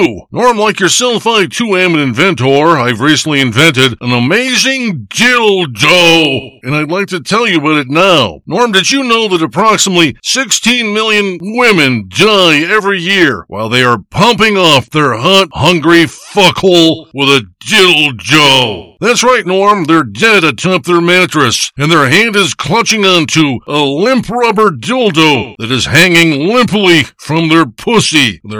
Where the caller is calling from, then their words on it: Big Bay, Michigan, United States; I'm calling you from Big Bay, Michigan.